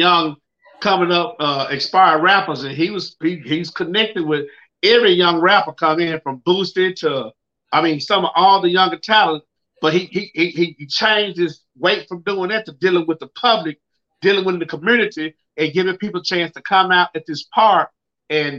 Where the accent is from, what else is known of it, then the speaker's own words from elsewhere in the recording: the South, United States; I'm from the South.